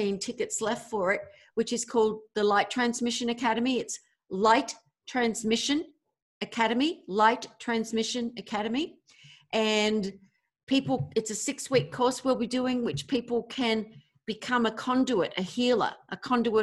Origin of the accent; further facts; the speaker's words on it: Australia; also born or lived in America; now in United States; another Aussie Sheila